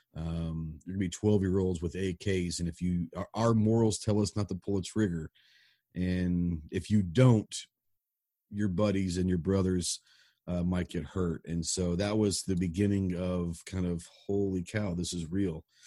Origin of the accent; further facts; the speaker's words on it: Dallas, Texas, United States; I grew up in Dallas